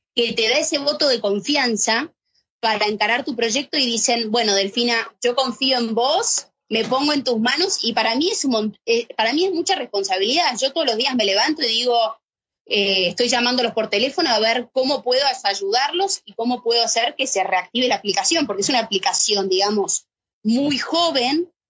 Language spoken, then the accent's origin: Spanish; Argentina; moved away as an adult; now in Madrid, Spain; siendo argentina